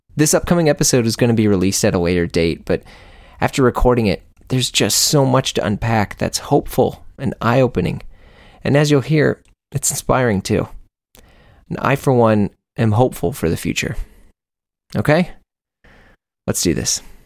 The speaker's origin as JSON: {"language": "English", "town": "St. Louis", "region": "Missouri", "country": "United States", "tie": "born or raised there", "said": "I'm from St. Louis, Missouri"}